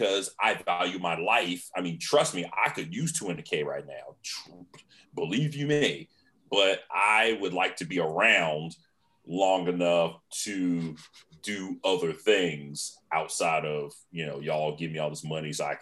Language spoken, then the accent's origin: English; Virginia, United States; I'm from Virginia.